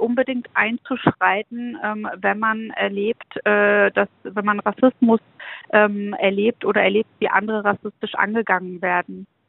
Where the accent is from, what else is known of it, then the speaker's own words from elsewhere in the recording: Schwerin, Mecklenburg-Vorpommern, Germany; in meiner Heimatstadt Schwerin